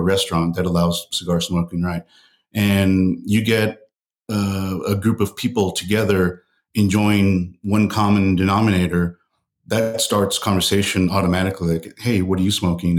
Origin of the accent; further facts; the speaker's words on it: El Paso, Texas, United States; I grew up in El Paso, Texas